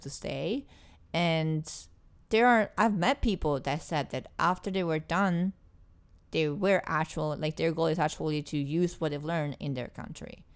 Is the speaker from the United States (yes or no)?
no; Italy; English is a second language; moved away as an adult; I'm from Italy